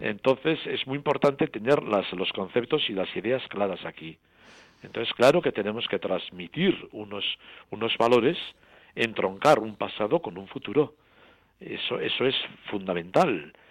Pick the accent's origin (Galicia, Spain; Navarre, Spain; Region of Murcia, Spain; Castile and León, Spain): Navarre, Spain; Burguete; mi santuario natal de Roncesvalles, yo soy de Burguete